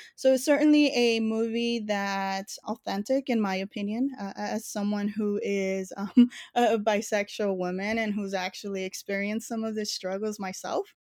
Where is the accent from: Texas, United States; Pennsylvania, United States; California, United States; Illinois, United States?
California, United States; Los Angeles; born and raised in East L